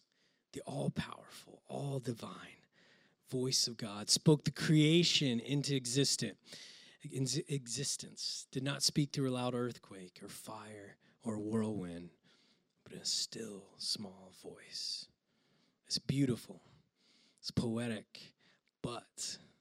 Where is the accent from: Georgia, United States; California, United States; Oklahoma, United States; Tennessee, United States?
Oklahoma, United States; I grew up in Oklahoma